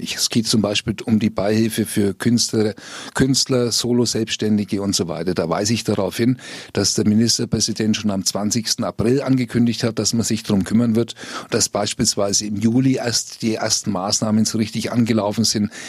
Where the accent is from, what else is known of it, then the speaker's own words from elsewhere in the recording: Fürth, Bavaria, Germany; Ich komme aus Fürth